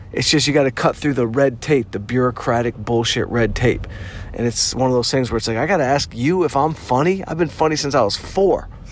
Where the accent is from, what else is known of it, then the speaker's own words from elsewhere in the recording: Detroit, Michigan, United States; I'm from Detroit